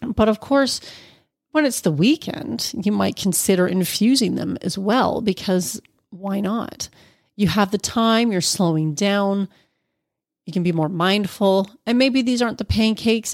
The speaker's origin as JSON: {"language": "English", "region": "Ontario", "country": "Canada", "tie": "born or raised there", "said": "he hails from my hometown"}